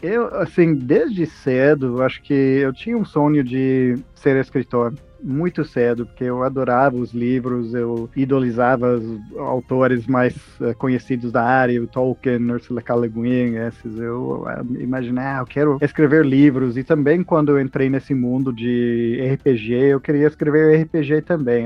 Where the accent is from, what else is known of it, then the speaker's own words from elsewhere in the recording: Texas, United States; Portuguese is a second language; now in Brazil; Eu sou dos Estados Unidos originalmente, do Texas